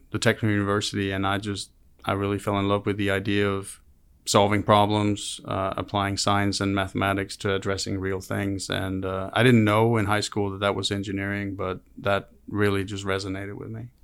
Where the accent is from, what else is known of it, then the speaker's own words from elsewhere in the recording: Denmark; moved away as an adult; also born or lived in Copenhagen, Denmark; now in Auburn, United States; I grew up in a small town called Gena in Denmark, so a town of six hundred people